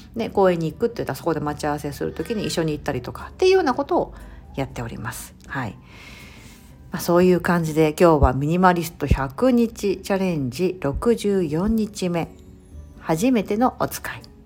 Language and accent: Japanese; Japan; born or raised there; moved away